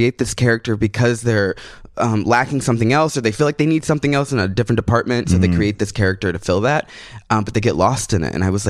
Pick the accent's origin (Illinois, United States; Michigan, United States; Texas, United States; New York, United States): Texas, United States; San Antonio; In Texas, San Antonio, Texas.